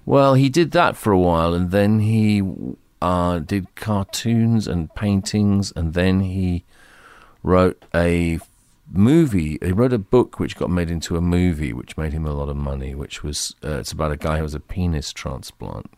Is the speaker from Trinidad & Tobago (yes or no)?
no; United Kingdom; the environment was Britain in the early and mid nineteen fifties